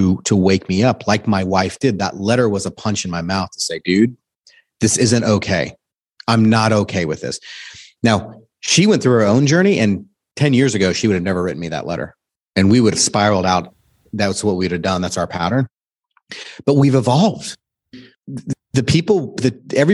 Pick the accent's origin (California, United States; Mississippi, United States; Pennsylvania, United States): California, United States; Southern; also born or lived in Steamboat Springs, Colorado; now in Dallas, United States; We grew up in Southern California